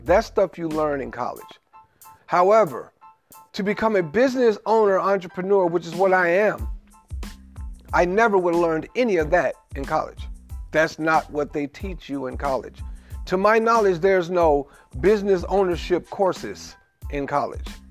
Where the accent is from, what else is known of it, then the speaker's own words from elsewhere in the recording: Memphis, Tennessee, United States; I come from Memphis, Tennessee, where it's a very large Moorish population